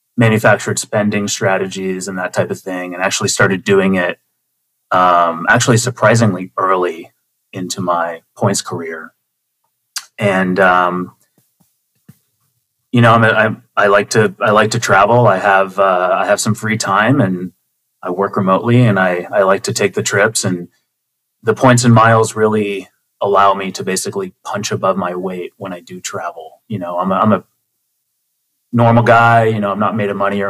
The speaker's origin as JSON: {"language": "English", "region": "Southern California", "country": "United States", "said": "I am from Southern California and still live here, down in San Diego"}